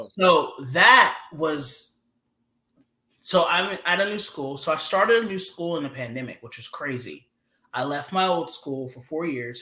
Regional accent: Georgia, United States; moved away as an adult; I'm from the South.

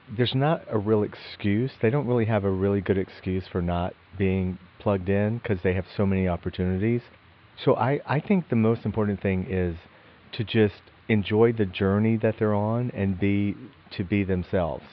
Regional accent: Athens, Georgia, United States; we grew up together in Athens, Georgia

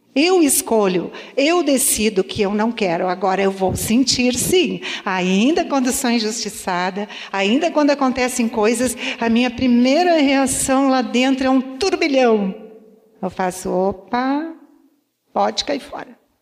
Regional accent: Santa Rosa, Brazil; eu fui criada no interior, em Santa Rosa

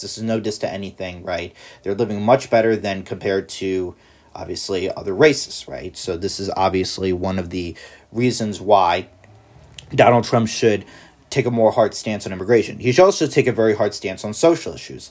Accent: United States; I'm an American

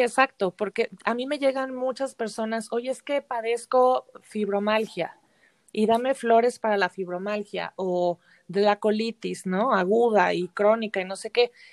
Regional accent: Mexico City, Mexico; moved away as an adult; also born or lived in Xalapa; yo soy de la Ciudad de México

